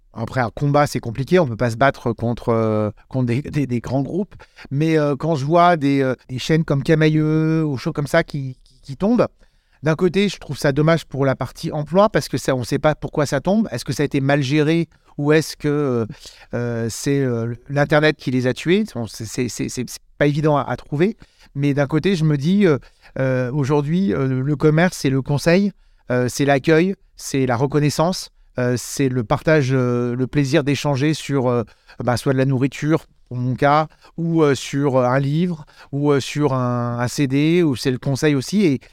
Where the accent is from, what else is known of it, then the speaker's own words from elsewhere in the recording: Annecy, Auvergne-Rhône-Alpes, France; moved away as an adult; also born or lived in Lyon; je suis parti d'Annecy pendant 10 ans. Donc je suis parti à Lyon.